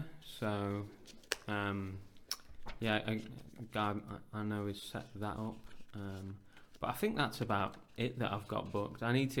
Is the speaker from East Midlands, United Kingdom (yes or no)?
yes; Derbyshire, East Midlands, United Kingdom; moved away as an adult; also born or lived in Birmingham / King's Heath, Birmingham; So, I was born in Birmingham. My family moved when I was about 3 years old to Derbyshire, so I grew up in the countryside. Mm. But then I moved back to King's Heath and lived with my cousin for a couple of years after uni.